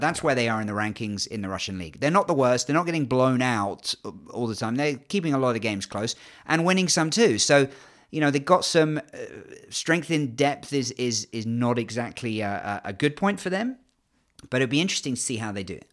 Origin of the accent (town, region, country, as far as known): England, United Kingdom; accent: English